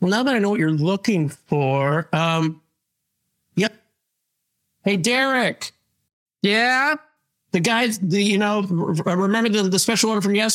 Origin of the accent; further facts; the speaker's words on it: Kansas, United States; uh, I'm from the Kansas side. I'm a monster.